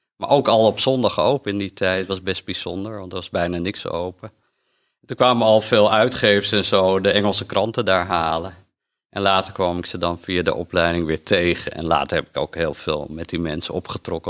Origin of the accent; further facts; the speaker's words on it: Amsterdam, North Holland, Netherlands; ik kom uit Amsterdam en nou, ben opgegroeid in een gezin